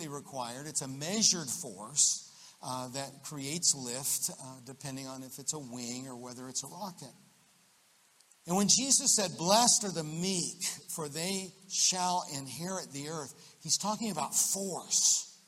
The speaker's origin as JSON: {"language": "English", "region": "Central Florida", "country": "United States", "tie": "born or raised there", "said": "I grew up in Central Florida"}